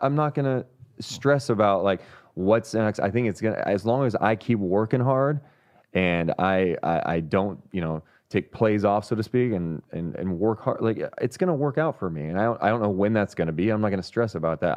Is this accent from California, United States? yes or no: yes; Sacramento, California, United States; also born or lived in Carmichael, California / San Francisco; I'm born and raised here